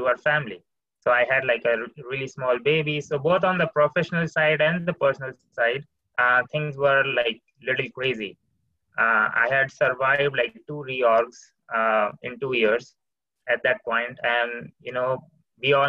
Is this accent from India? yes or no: yes; India; moved away; I come from India